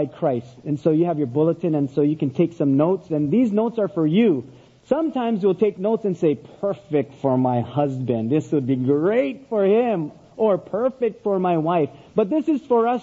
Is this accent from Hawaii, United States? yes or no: yes; Oahu, Hawaii, United States; now in Big Island, Hawaii, United States; I grew up on Oahu, the island of Oahu, and then moved up to the Big Island where I now live.